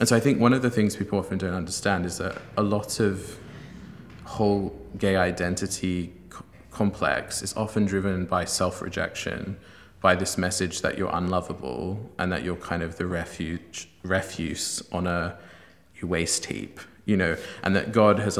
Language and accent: English; Sydney, New South Wales, Australia; I'm originally from Sydney, Australia, where I was raised by an agnostic family